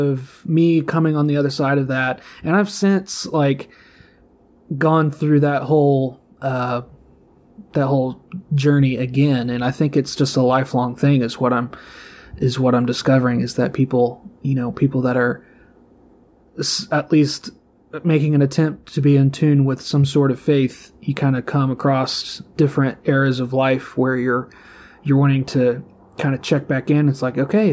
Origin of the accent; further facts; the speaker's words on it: Southeastern Indiana, United States; moved away; I'm from Indiana originally. I'm from Indiana. Southeastern Indiana